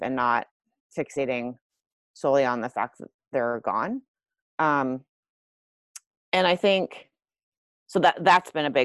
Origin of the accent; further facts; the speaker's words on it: Iowa, United States; I grew up in Iowa.